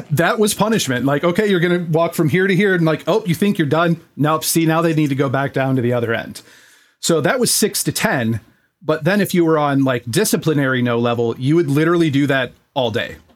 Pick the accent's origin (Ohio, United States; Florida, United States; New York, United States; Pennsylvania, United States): New York, United States; New York City; Like we grew up in New York City.